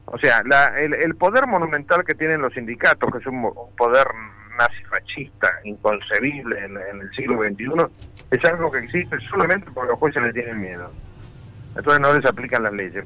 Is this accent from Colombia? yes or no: no; Argentina